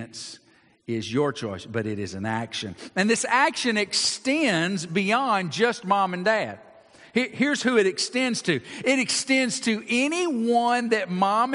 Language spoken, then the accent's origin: English; Georgia, United States; I grew up in Georgia